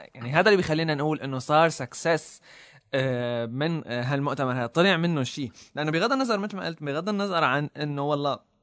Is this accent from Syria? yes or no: yes; Syria; نحن عندنا بسوريا